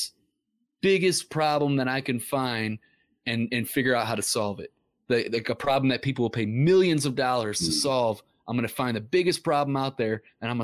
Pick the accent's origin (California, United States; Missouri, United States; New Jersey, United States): Missouri, United States; Ferguson; we grew up in Ferguson, Missouri